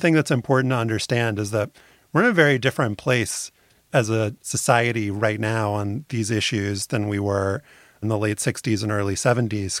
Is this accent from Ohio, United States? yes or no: no; New Orleans, Louisiana, United States; I had a great community in my hometown of New Orleans